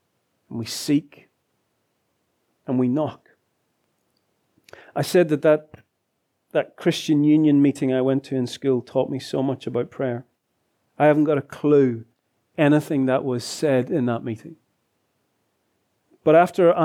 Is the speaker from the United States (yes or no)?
no; Lisburn, Northern Ireland, United Kingdom; moved away as an adult; my hometown of Lisburn